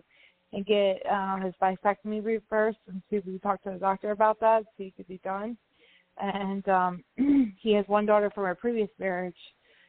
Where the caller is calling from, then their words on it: West Virginia, United States; I'm calling from West Virginia.